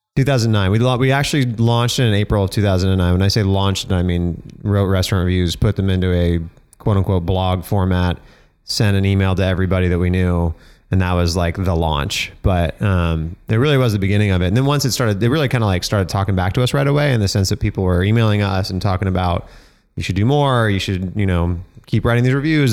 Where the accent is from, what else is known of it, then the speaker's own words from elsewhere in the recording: Denver, Colorado, United States; I grew up in Denver, Colorado